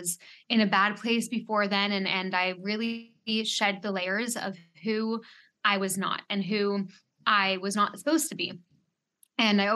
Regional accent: Canada; now in Bahamas; I am a Canadian, but I live in the Bahamas

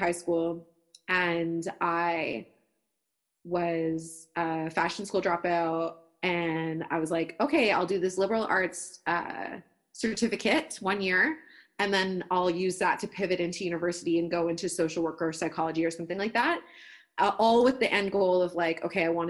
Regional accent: Toronto, Ontario, Canada; I grew up in Scarborough in Toronto, East End

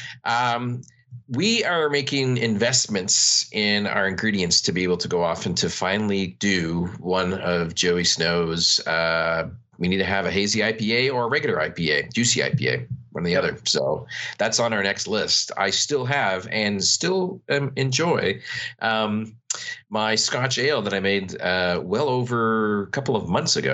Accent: Canada; I'm Canadian

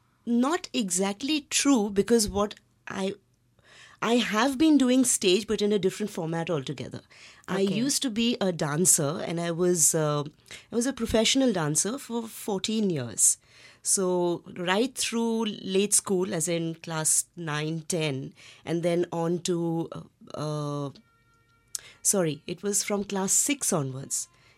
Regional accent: Tinsukia, Assam, India; also born or lived in Guwahati; But we were, at the time, we were living in a small city, small town, you can say, called Tinsukia in Assam. And post that, we moved around a lot within Assam

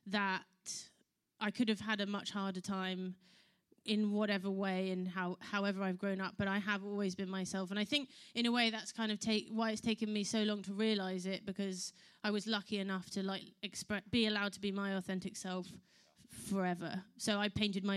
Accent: London, United Kingdom; I was born in London, but my dad is from South Africa, and my mother is from Texas

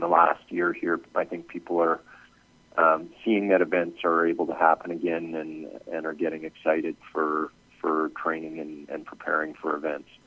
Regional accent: Edmonton, Alberta, Canada; I'm from Edmonton, Canada.

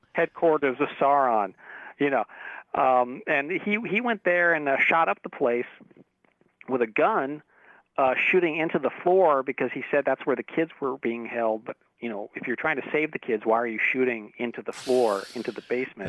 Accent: Torrance, California, United States; in my my hometown, Torrance, California, where I grew up

